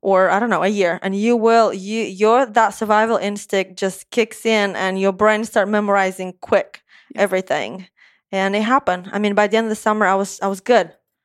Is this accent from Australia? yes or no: no; Moldova; first language Romanian; English is a second language; moved away as an adult; also born or lived in Gulfport, Mississippi; now in Nashville, United States; I was born in Moldova. Moldova is a tiny country, is a third of Tennessee.